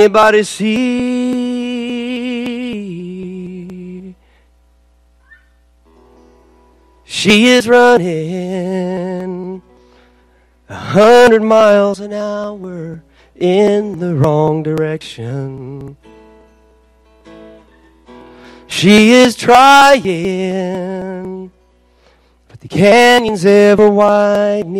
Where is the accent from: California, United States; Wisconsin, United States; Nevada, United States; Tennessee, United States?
California, United States; Los Angeles; I'm from Los Angeles